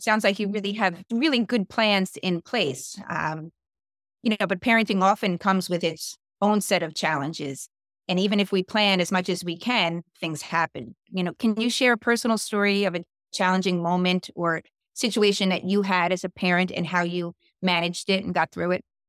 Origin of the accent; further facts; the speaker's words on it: New York City, New York, United States; also born or lived in Westfield, New Jersey; now in New Jersey, United States; I'm originally from Staten Island